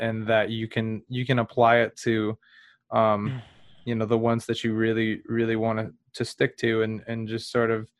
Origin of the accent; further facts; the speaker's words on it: United States; I'm American